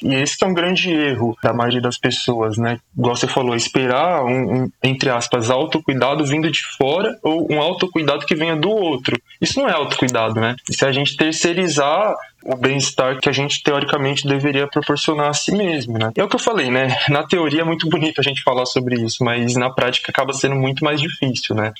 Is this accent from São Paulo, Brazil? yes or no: yes; São Paulo, Brazil; Sou da zona norte de São Paulo, nascido e crescido na Brasilândia